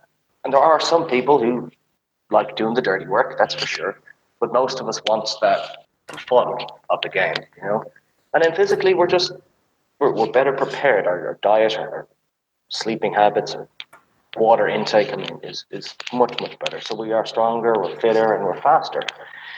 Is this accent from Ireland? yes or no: yes; Ireland; moved away as an adult; also born or lived in United States; now in Germany; So I'm from Ireland, and I played rugby at a decent rugby school there